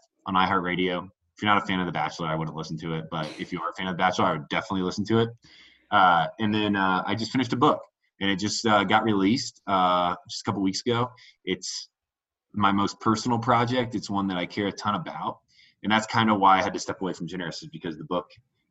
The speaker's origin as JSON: {"language": "English", "region": "Indiana", "country": "United States", "tie": "born or raised there", "also_born_or_lived": "Denver", "moved": "as an adult", "said": "I grew up in Indiana, small Midwestern town, and I'm only child"}